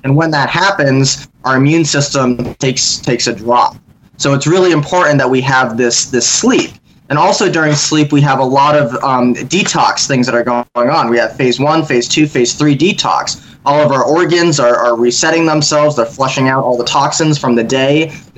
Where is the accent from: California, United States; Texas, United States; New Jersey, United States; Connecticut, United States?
Connecticut, United States; But I'm originally from Connecticut, so most of the people that I've worked with are there.